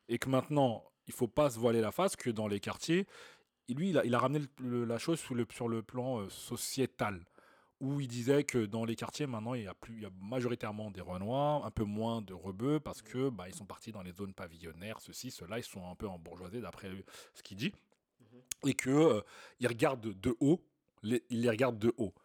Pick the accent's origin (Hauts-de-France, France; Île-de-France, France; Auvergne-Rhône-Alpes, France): Île-de-France, France; Clichy-sous-Bois; on est des mecs de cité, hein, on a grandi à Clichy-sous